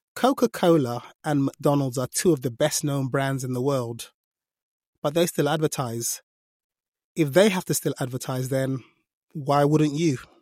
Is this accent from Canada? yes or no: no; Nigeria; I'm Nigerian, so I can do African accents quite a lot